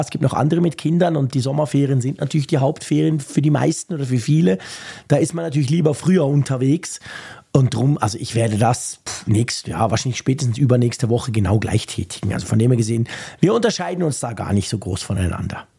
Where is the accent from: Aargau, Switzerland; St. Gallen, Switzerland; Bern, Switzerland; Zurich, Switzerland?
Bern, Switzerland; bei uns in Bern ist es so ein Quartier, das marzili quartier nennt sich